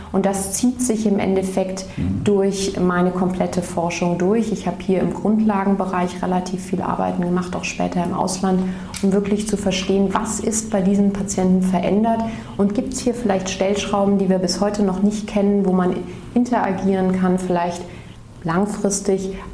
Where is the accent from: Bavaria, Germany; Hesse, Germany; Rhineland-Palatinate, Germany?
Rhineland-Palatinate, Germany; Mainz; moved away as an adult; also born or lived in Ulm; Genau, ich bin mhm. aufgewachsen in Mainz, bin dann zum mhm. Medizinstudium nach Ulm gegangen.